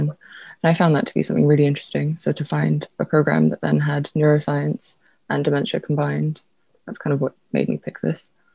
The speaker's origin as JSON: {"language": "English", "region": "London", "country": "United Kingdom", "tie": "born or raised there", "also_born_or_lived": "Lithuania", "said": "I was born in Lithuania, but I moved here when I was very young, so I consider myself a Londoner."}